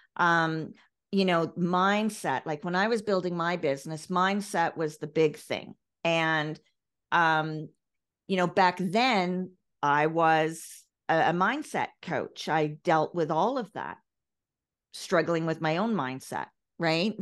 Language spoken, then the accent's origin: English; Ireland; I come from Ireland.